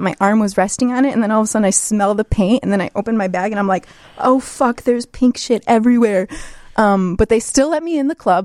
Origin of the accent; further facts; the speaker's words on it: Chicago, Illinois, United States; I am from Chicago. I grew up in Chicago, um, but my parents are from Poland, and they moved here in the seventies.